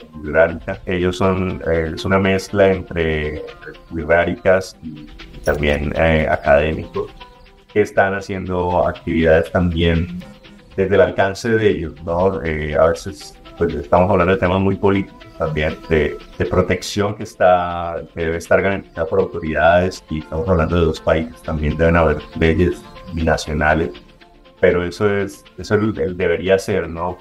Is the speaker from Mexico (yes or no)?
yes; Mexico